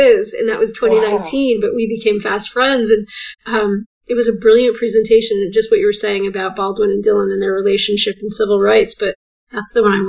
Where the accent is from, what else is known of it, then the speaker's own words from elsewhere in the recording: England, United Kingdom; I love language and as another English person.